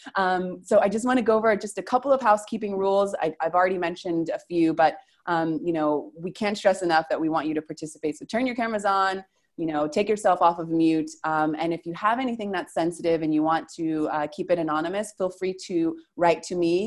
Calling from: Argentina; I'm calling from Argentina

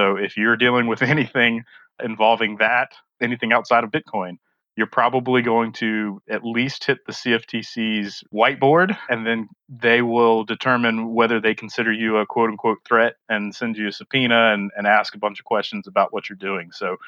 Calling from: South Carolina, United States; I'm currently in South Carolina, but I'm based in Buffalo, New York.

